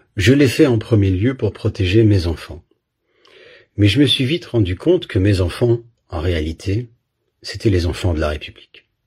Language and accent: French; Belgium; j'ai grandi en Belgique